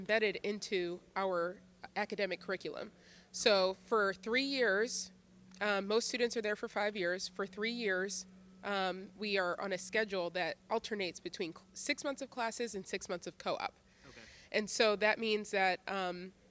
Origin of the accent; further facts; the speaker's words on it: Philadelphia, Pennsylvania, United States; I was born and raised in Philadelphia